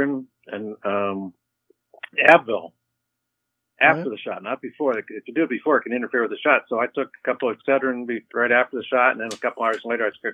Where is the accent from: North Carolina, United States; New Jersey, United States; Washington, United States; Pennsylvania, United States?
Pennsylvania, United States; Erie; also born or lived in Corry, Pennsylvania; I grew up in Erie.